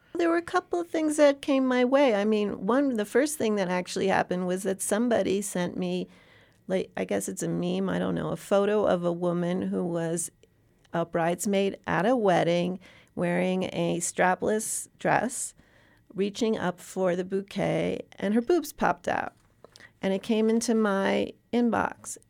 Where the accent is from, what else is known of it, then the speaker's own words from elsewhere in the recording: New York City, New York, United States; I come from the Upper East Side of Manhattan. I've lived in New York City my entire life